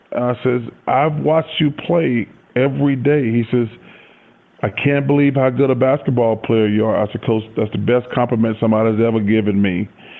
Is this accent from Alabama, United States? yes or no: yes; Leeds, Alabama, United States; And growing up in Leeds, it's only like 2 hours from Atlanta. So everybody got a chance to come.